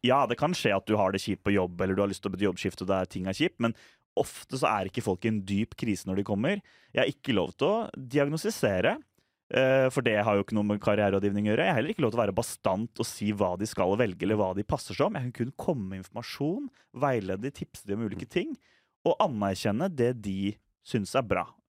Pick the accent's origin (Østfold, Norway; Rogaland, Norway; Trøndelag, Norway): Østfold, Norway; jeg er fra Østfold